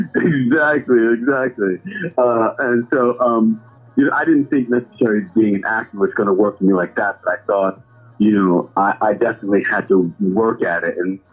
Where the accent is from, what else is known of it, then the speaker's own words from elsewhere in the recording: New York City, New York, United States; growing up in Brooklyn